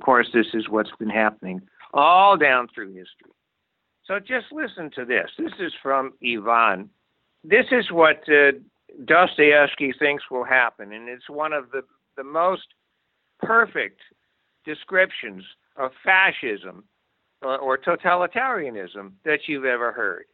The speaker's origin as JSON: {"language": "English", "town": "Amherst", "region": "Massachusetts", "country": "United States", "tie": "born or raised there", "also_born_or_lived": "New York City", "said": "I was born in New York City but grew up in Amherst, Massachusetts"}